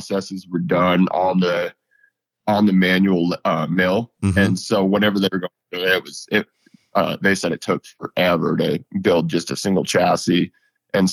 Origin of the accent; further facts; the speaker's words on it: Western Colorado, United States; I'm from Western Colorado. I grew up probably an hour and a half from Grand Junction